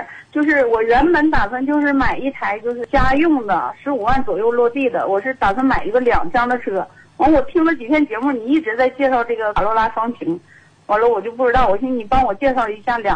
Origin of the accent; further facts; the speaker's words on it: Heilongjiang, China; 我是黑龙江的